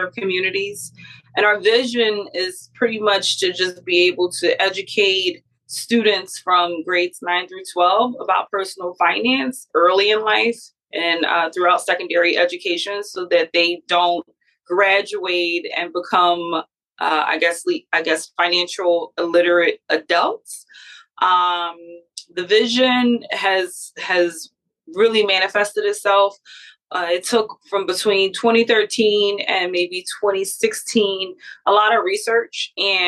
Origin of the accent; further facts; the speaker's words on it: Philadelphia, Pennsylvania, United States; I'm from Philadelphia, born and raised